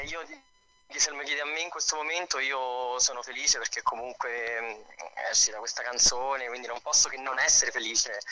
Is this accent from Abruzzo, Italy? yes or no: yes; L'Aquila, Abruzzo, Italy; also born or lived in Castellammare di Stabia, Campania; now in Rome, Italy; mi sono trovato prima all'Aquila, sono cresciuto all'Aquila e adesso vivo a Roma